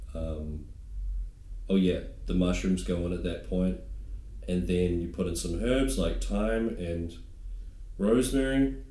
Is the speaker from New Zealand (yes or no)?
yes; New Zealand; moved away; being a New Zealander